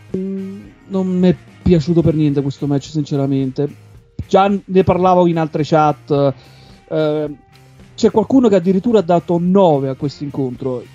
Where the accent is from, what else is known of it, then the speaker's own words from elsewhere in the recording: Avellino, Campania, Italy; now in Bern, Switzerland; Precisamente sono di Avellino, non di Napoli